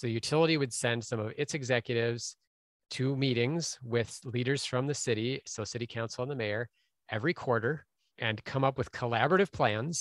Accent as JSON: {"language": "English", "town": "Minneapolis", "region": "Minnesota", "country": "United States", "tie": "born or raised there", "said": "Minneapolis instead, which is my hometown"}